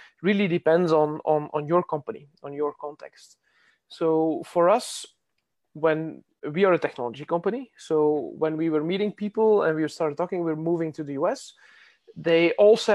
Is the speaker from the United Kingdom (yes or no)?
no; Belgium; I'm from Belgium